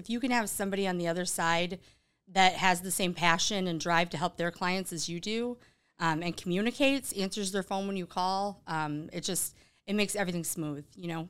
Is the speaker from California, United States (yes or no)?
no; Sault Ste. Marie, Michigan, United States; now in Grand Rapids, United States; So I grew up in the UP, up in Sault Ste. Marie, Michigan, small little town. I think there's maybe 15,000 people there, and most of them are college students because we have Lake State.